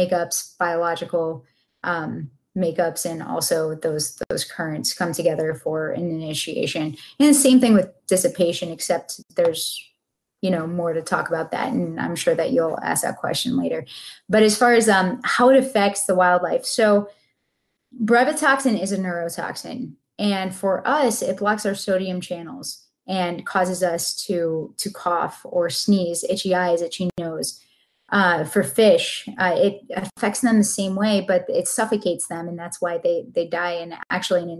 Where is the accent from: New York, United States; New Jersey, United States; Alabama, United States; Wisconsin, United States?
New York, United States; Buffalo; now in Sarasota, United States; I'm from Buffalo, but it doesn't count